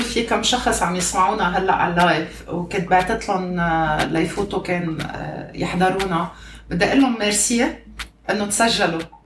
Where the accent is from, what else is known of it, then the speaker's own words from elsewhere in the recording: Lebanon; now in Kuwait; نحن لبنانيه